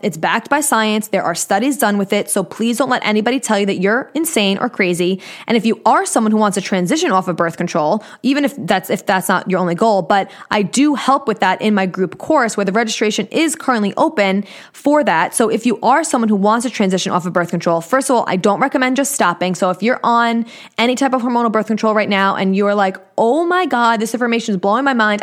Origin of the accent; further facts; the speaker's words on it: Long Island, New York, United States; accent: New York; But I live in New York on Long Island